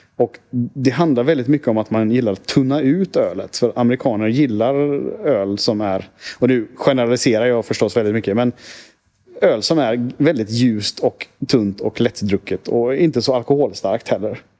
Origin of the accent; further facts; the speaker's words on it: Sweden; som svensk